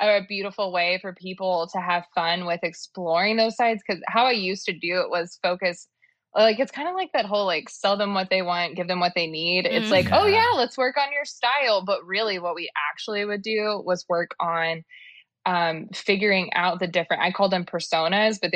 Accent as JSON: {"language": "English", "town": "Dallas", "region": "Texas", "country": "United States", "tie": "born or raised there", "said": "I'm from Dallas"}